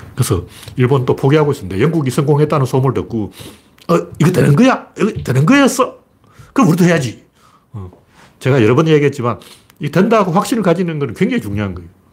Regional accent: Gyeongju, North Gyeongsang, South Korea; 제가 경주 사람이기 때문에

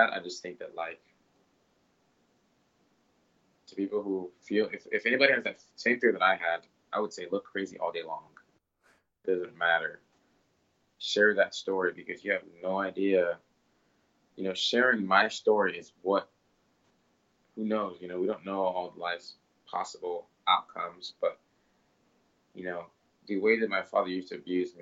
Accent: Plano, Texas, United States; also born or lived in Congo; I grew up in Plano, Texas, very different from the Congo

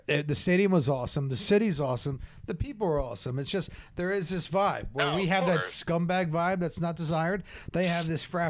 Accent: Philadelphia, Pennsylvania, United States; we're from Philly

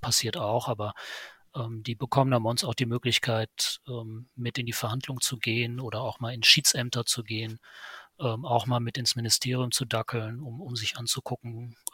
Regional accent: Lünen, North Rhine-Westphalia, Germany; born there; ich muss dazu sagen, ich komme gebürtig aus Lünen, das heißt, ich kenne auch Bochum.

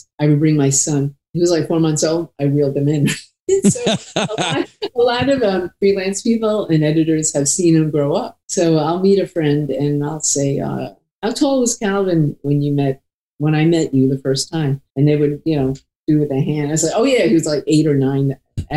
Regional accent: New York, United States; I grew up in New York

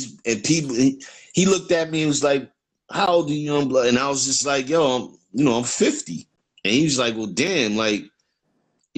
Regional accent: New York City, New York, United States; I grew up in New York

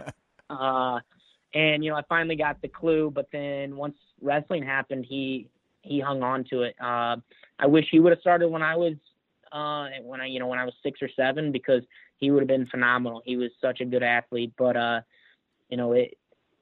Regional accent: Anderson, Indiana, United States; moved away as an adult; also born or lived in Noblesville, Indiana; now in Fairfax, United States; I was born in Noblesville, but I lived my whole life in Anderson.

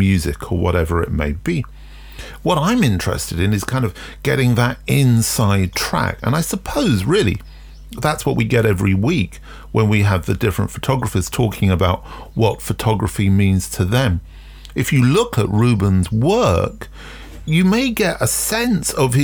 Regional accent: London, United Kingdom; I grew up in London during punk

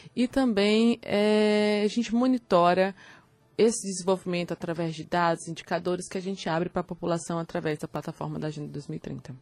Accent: Teresina, Piauí, Brazil; quando eu nasci, a gente tinha em Teresina em torno de 244 dias de calor né, acima de 32 graus

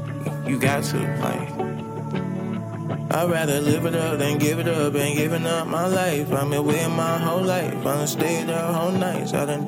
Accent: Chicago, Illinois, United States; Yeah, you know I do, babe. You know I'm from Chicago. You know I blow.

